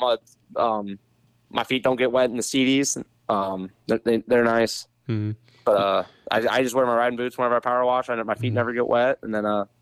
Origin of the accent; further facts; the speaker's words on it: Ohio, United States; I grew up riding in the winter and stuff in Ohio